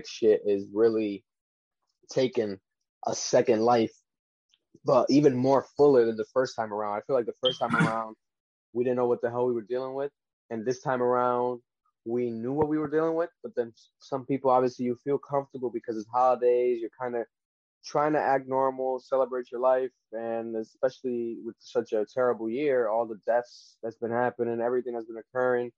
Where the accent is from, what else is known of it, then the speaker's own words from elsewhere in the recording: Rhode Island, United States; we're from Rhode Island, the smallest state in the country of the United States